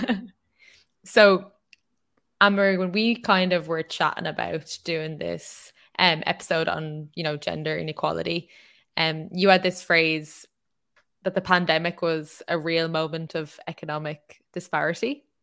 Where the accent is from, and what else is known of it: Ireland